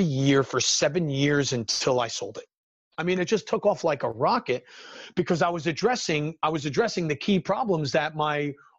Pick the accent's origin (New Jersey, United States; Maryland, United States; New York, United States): New Jersey, United States; born and raised in New Jersey, still here, still living in the Garden State